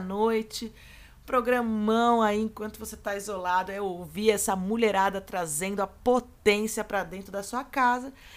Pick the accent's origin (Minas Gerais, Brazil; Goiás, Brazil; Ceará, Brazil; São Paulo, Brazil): São Paulo, Brazil; São Carlos; São Carlos, interior de São Paulo, minha terra natal